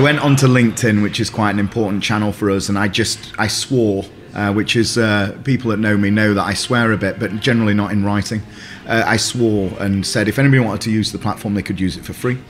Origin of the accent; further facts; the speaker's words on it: Sheffield, Yorkshire and the Humber, United Kingdom; I'm from Sheffield